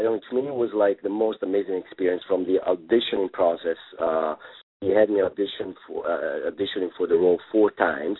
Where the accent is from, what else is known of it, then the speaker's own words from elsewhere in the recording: Rome, Lazio, Italy; English is a second language; moved away as an adult; now in Los Angeles, United States; in Rome, in my hometown